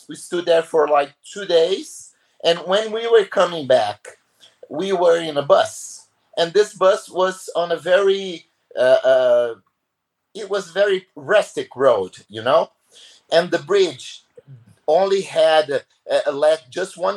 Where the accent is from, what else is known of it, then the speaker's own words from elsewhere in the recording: Brazil; I come and here from Brazil